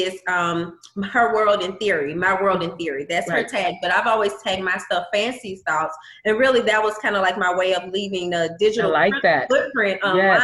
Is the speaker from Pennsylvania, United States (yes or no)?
no; McComb, Mississippi, United States; moved away as an adult; now in Baton Rouge, United States; I'm not originally from Baton Rouge. I'm originally from Macomb, Mississippi